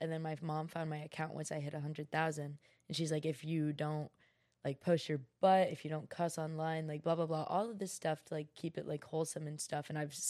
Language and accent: English; New York, United States; born there; also born or lived in California / Georgia; now in Florida, United States; Anyways, I was born in New York. I moved to California, moved to Georgia, and then I moved to Florida, and I've been living in Florida for